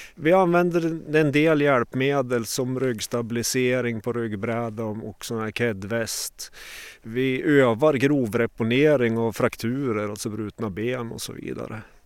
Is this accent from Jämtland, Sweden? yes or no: yes; Åre, Jämtland, Sweden; jag är eh, född och uppvuxen i Åre, bor kvar här en mil utanför.